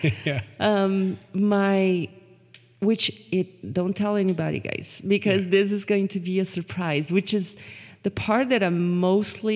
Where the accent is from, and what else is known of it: Brazil; now in United States